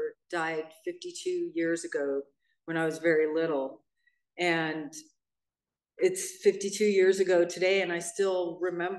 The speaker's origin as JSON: {"language": "English", "town": "Hermosa Beach", "region": "California", "country": "United States", "tie": "born or raised there", "lives_now": "Redondo Beach, United States", "said": "I grew up in Hermosa Beach, which is right next to Manhattan, or Redondo Beach, where I live now."}